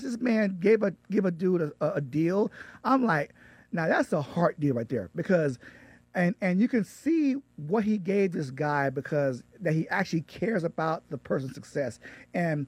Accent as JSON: {"language": "English", "area": "Lee County", "region": "Florida", "country": "United States", "said": "I'm actually from Lee County, which is it's Fort Myers, Cape Coral, which is on the Gulf Coast of Florida"}